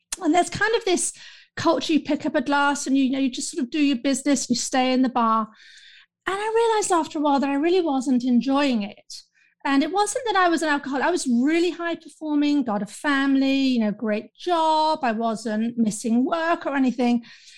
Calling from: London, United Kingdom; I'm calling in from London, the United Kingdom

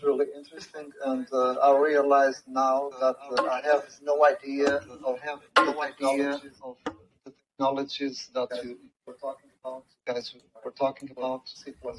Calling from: Washington, District of Columbia, United States; I'm calling from Washington, D.C. Nice. I'm from Washington, D.C.

